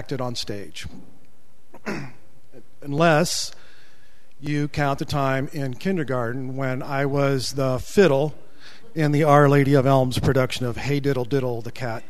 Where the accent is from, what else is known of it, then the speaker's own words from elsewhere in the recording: Akron, Ohio, United States; I was born and raised near Akron, Ohio